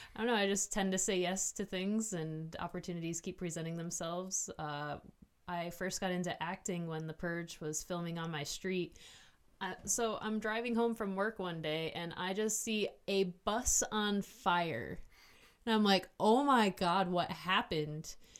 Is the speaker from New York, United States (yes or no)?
yes; Hornell, New York, United States; also born or lived in Canisteo, New York; I was born in the Southern Tier in a town called Hornell with an H, not a C